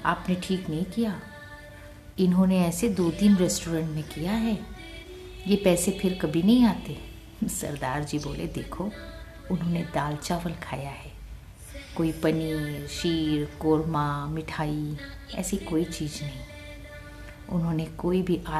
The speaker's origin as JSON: {"language": "Hindi", "region": "Punjab", "country": "India", "said": "याद रख पुत्र हम पंजाबी लोग लंगर के पैसे नहीं लेते"}